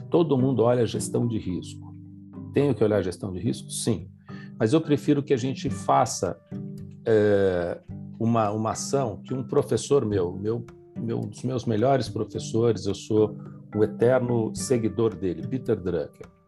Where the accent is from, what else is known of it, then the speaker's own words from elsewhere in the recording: São Paulo, Brazil; now in Campinas, Brazil; eu sou de São Paulo, moro em Campinas